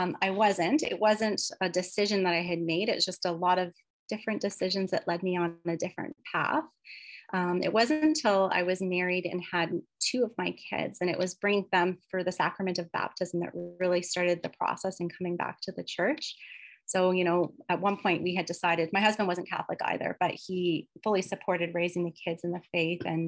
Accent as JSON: {"language": "English", "town": "London", "region": "Ontario", "country": "Canada", "tie": "born or raised there", "said": "I moved to London, Ontario when I was about 3 years old, and so I've lived there for most of my life."}